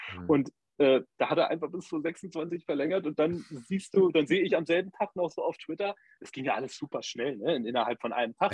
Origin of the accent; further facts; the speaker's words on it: Germany; für uns als Deutsche